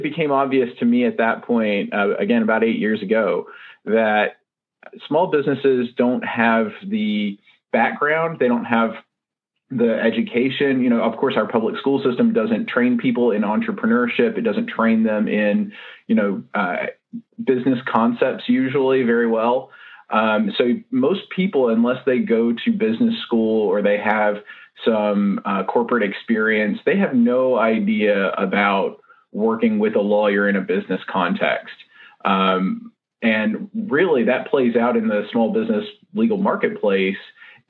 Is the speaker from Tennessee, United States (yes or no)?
yes; Nashville, Tennessee, United States; I'm from Nashville, Tennessee, or the greater Nashville area, and our office is on West End Avenue in Nashville